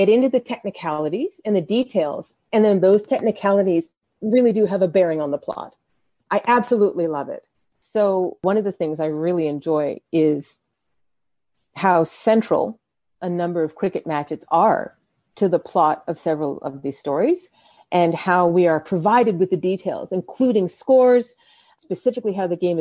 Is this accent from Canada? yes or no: yes; Canada; I was born in Canada in a completely different culture